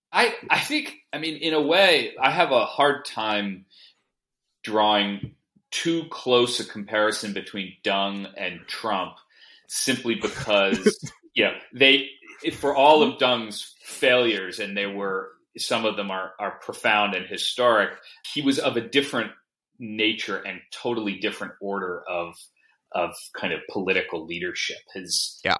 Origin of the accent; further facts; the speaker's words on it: United States; I come to it as an American